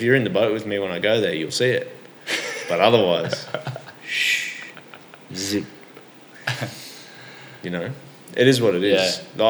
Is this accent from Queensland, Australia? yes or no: yes; Rockhampton, Queensland, Australia; also born or lived in Yeppoon; We go to that region quite a lot, Central Queensland. I was born there.